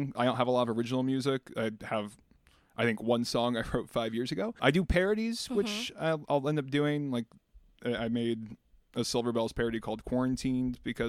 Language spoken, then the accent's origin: English; Virginia, United States; born or raised there; moved away as an adult; now in New York City, United States